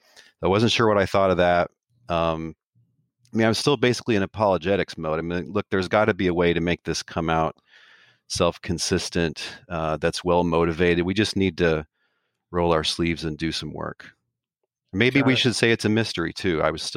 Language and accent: English; Dallas, Texas, United States; born there; I was born in Dallas, Texas to an evangelical family. Was born again and baptized at the age of 7, going on 8.